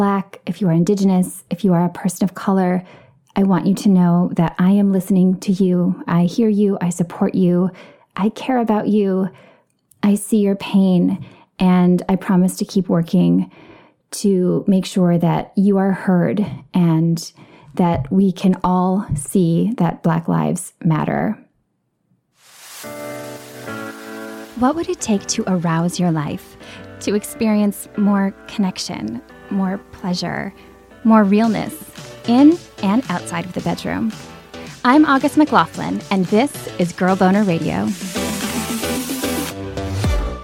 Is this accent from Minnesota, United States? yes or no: yes; Minneapolis, Minnesota, United States; now in Los Angeles, United States; I grew up in the Minneapolis area, and I still consider it home.